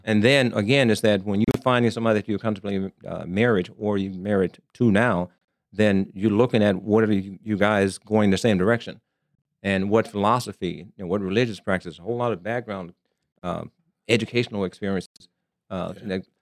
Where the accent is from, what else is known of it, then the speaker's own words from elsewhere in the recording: Arkansas, United States; moved away as an adult; also born or lived in Columbus, Ohio / Germany; now in Las Vegas, United States; born and raised in Arkansas